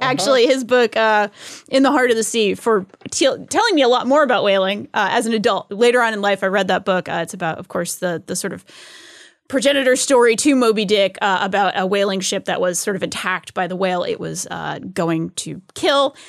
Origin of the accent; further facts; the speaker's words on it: New England, United States; Growing up in New England, I used to go to whaling museum.